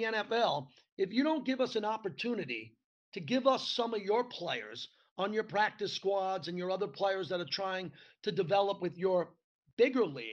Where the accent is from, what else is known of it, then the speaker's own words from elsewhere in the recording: Long Island, New York, United States; I grew up in Long Island, New York, during the George Steinbrenner, Billy Martin era